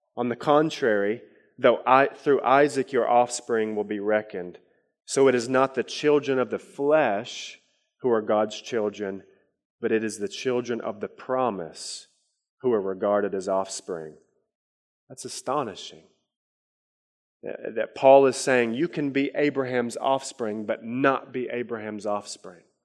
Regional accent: Harlan County, Kentucky, United States; he had us in a poor co, uh, county in Harlan County, Kentucky

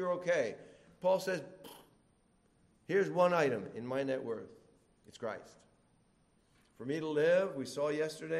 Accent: Philippines; Now, I come from the Philippines

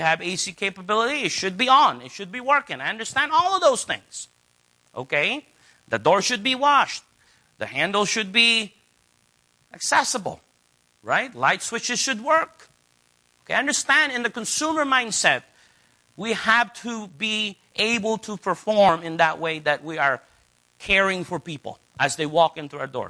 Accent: United States; as an American

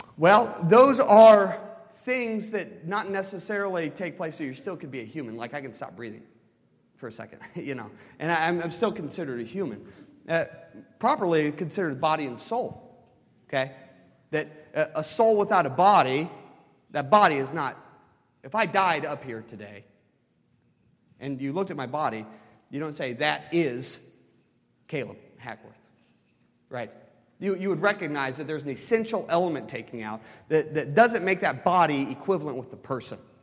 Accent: United States; as American evangelicals

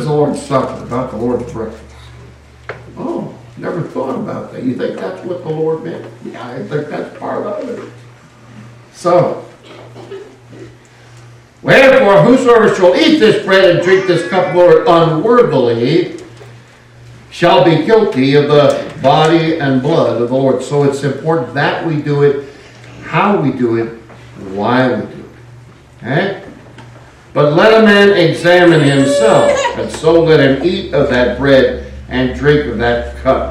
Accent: California, United States; I hail from California

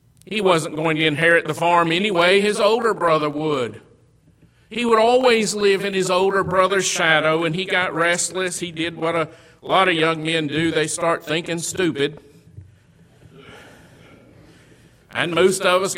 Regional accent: Western Kentucky, United States; Where I grew up in Western Kentucky, there were some large hog farmers

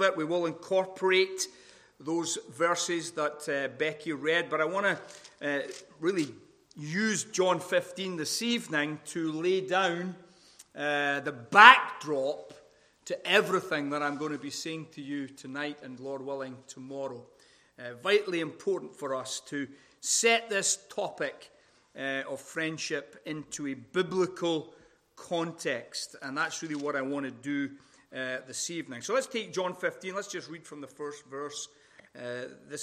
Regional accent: Scotland, United Kingdom; accent: Scottish; now in Sacramento, United States; my wonderful Scottish accent

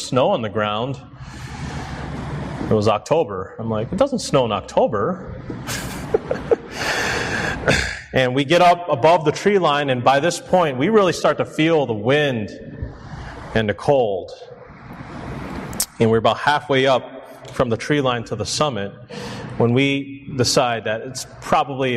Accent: Chicago, Illinois, United States; I'm born and raised in Chicago. I'm a city kid

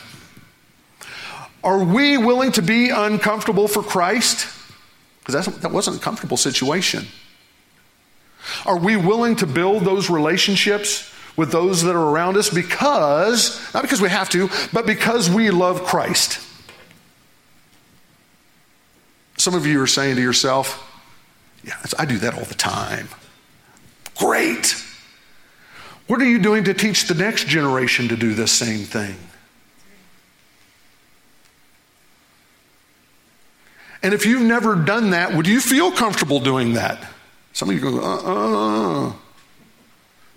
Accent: Carthage, Missouri, United States; moved away as an adult; We moved back to Missouri. I'm originally from Carthage.

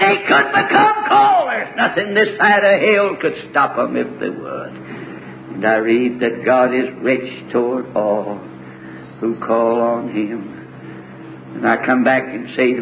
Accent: the South, United States; I'm from the South, and I'm preaching here

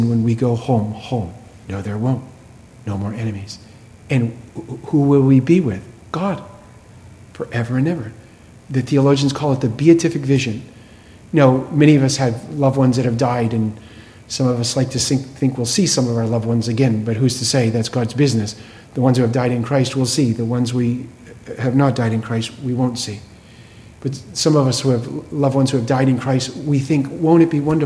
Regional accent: Massachusetts, United States; I was born in Massachusetts

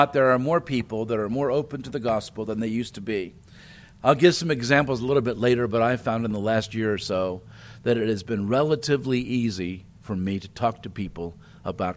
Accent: New Jersey, United States; also born or lived in Ohio; now in Chattanooga, United States; I grew up in South Jersey. That's New Jersey, near Philadelphia.

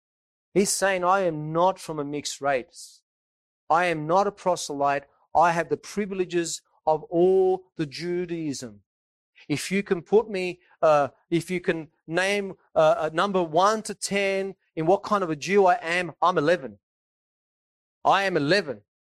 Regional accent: Naples, Campania, Italy; I'm from Napoli myself, and there are people that are near Napoli.

